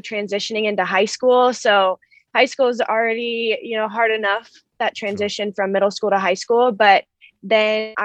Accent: Denver, Colorado, United States; moved away as an adult; also born or lived in High Point, North Carolina; I'm coming from Denver, Colorado, and this is my home

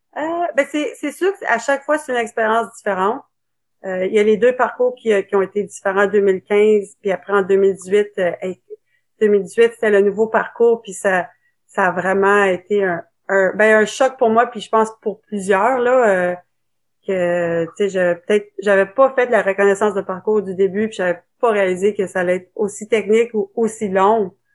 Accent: Ottawa, Ontario, Canada; je suis née à Ottawa

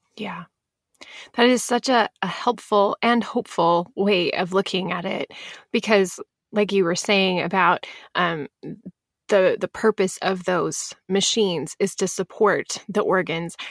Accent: Pacific Northwest, United States; I'm from the Pacific Northwest

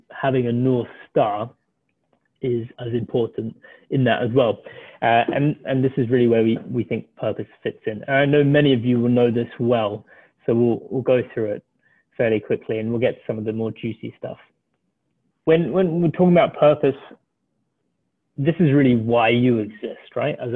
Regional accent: South Africa; also born or lived in Ireland; as Nick said, I'm the South African Irish person, so a bit of a weird mix, and I sound very British

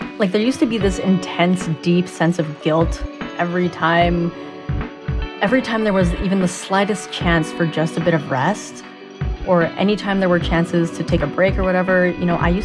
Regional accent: Canada; I'm a Canadian-born Asian with ADHD.

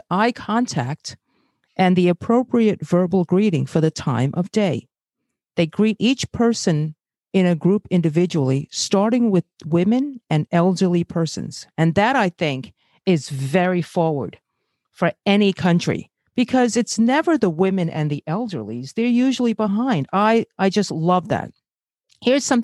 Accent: New York City, New York, United States; also born or lived in Brazil; I'm Asian, born in Brazil, and grew up in Flatbush, Brooklyn

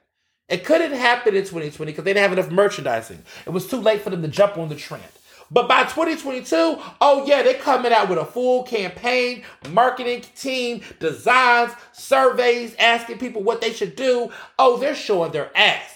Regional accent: Texas, United States; I grew up in Texas, so Juneteenth parade, that was my life.

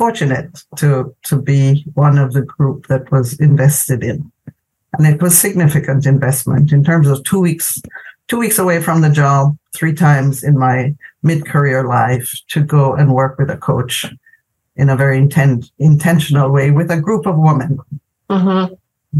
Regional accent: Jamaica; moved away as an adult; I'm originally from Jamaica

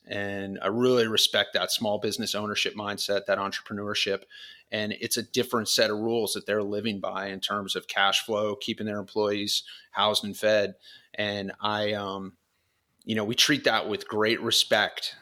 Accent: Florida, United States; moved away as an adult; also born or lived in California; I grew up in Florida as a kid

